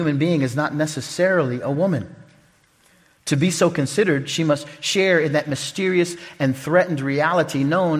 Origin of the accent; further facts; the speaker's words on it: Oklahoma, United States; now in Omaha, United States; I'm from Omaha, Nebraska, really from Oklahoma